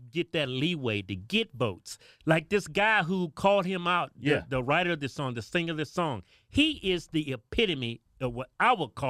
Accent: United States; I'm American.

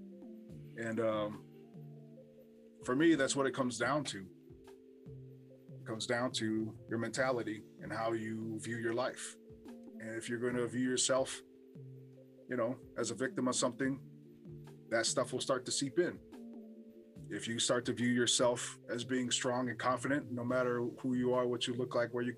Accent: Hawaii, United States; growing up in Hawaii

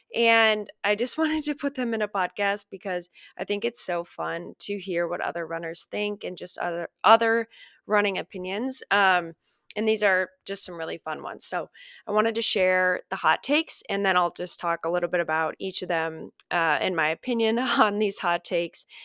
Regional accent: Minnesota, United States; I grew up in Minnesota

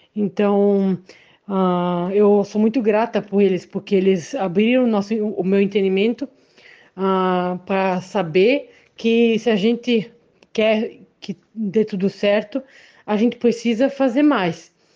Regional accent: Benedito Novo, Santa Catarina, Brazil; sou de Benedito Novo

